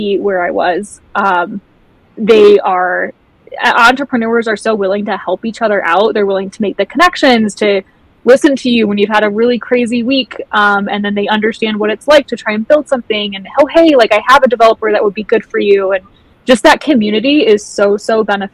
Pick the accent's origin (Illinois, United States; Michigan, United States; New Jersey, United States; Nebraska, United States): Michigan, United States; also born or lived in Costa Rica / Tahoe, California / Ventura, California; now in California, United States; originally, I'm actually from Michigan. I do live in California now